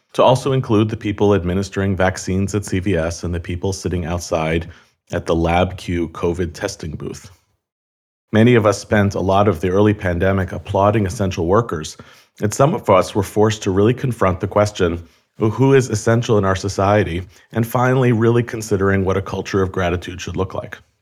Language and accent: English; United States; I'm fourth generation American on all sides. all my grandparents were born here.